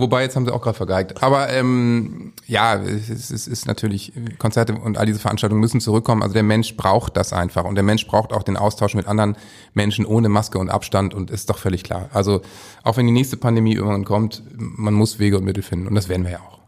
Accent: Northern Germany, Germany; als Norddeutscher kann ich eben sagen

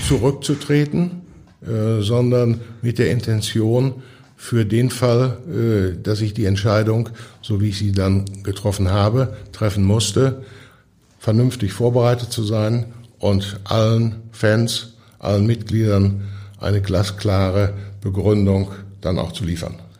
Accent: Hamm, North Rhine-Westphalia, Germany; Ich bin ja aufgewachsen in Hamm. Das war damals eine klassische Bergarbeiterstadt

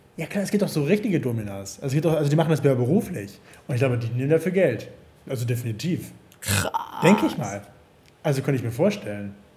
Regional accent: Hamburg, Germany; ich komme doch, ich komme aus Hamburg. Ich komme aus Hamburg

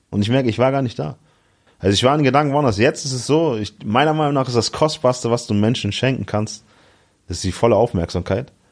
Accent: Hamburg, Germany; In Hamburg, ja, genau.

